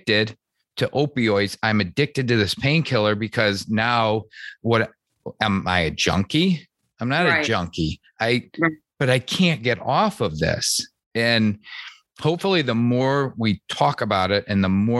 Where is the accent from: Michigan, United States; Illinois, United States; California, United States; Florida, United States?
Michigan, United States; moved away as an adult; now in Charlotte, United States; I grew up in Michigan.